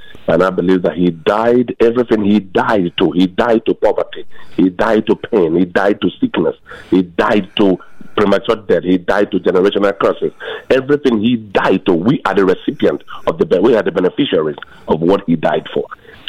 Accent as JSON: {"language": "English", "country": "Nigeria", "moved": "yes", "lives_now": "Arkansas, United States", "said": "So I believe I came from Nigeria, and I've been here for 21 years."}